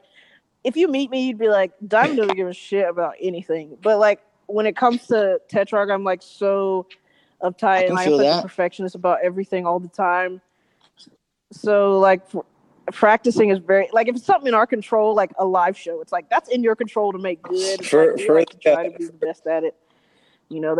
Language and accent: English; Atlanta, Georgia, United States; moved away as an adult; now in Los Angeles, United States; we're from Atlanta, but we live in L.A.